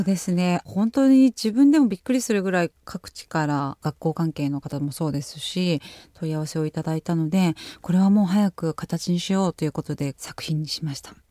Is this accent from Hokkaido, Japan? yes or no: yes; Hokkaido, Japan; 私北海道出身なので